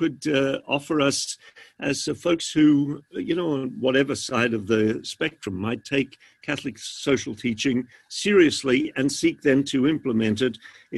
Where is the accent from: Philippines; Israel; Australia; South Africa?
Australia; accent: Australian; I wasn't going to mention it in case my accent has faded.